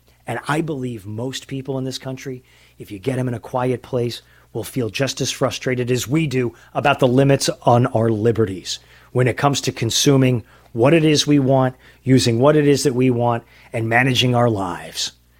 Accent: San Diego, California, United States; from San Diego

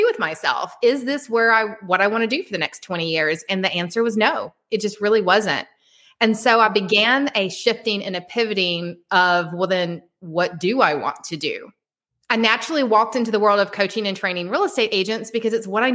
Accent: Atlanta, Georgia, United States; I'm from Atlanta, Georgia.

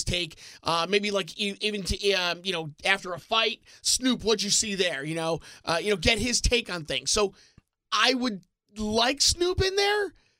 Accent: East Brunswick, New Jersey, United States; my hometown of East Brunswick, New Jersey.

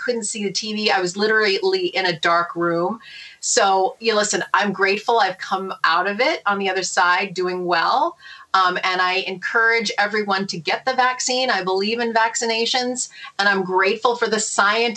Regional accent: Canada; now in New York, United States; I'm originally from Canada. You know, I was born in Canada.

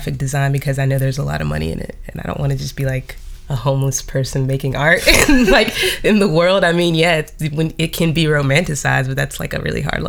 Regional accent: Clayton, North Carolina, United States; moved away as an adult; now in Greensboro, United States; I'm originally from Clayton, North Carolina, but I came to Greensboro in about 2008 for school.

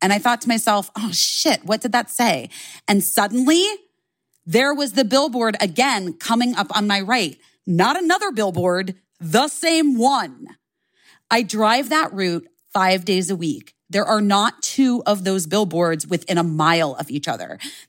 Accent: Detroit, Michigan, United States; I was driving to work in the morning. I'm from the Detroit area.

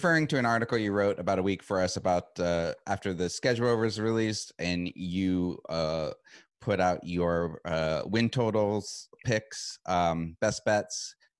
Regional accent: Arizona, United States; as a Phoenix Mercury fan, and I'm from Arizona, so I am by default a Phoenix Mercury fan

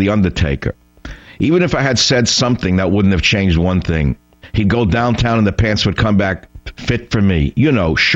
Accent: New York City, New York, United States; Growing up in the Bronx as I did

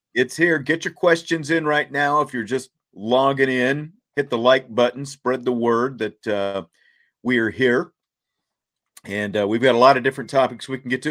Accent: Kansas, United States; growing up in Kansas, there was no hockey

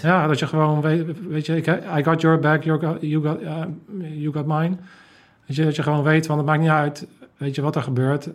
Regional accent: Netherlands

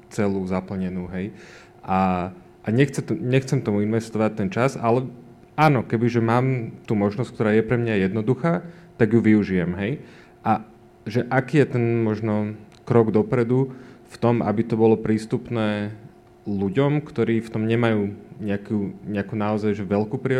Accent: Bratislava, Bratislava Region, Slovakia; ja som z Bratislavy

